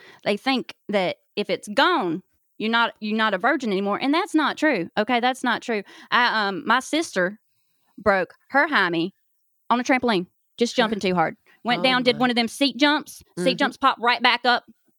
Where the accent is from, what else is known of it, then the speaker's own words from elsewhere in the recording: North Carolina, United States; Oh, well, I'm from North Carolina.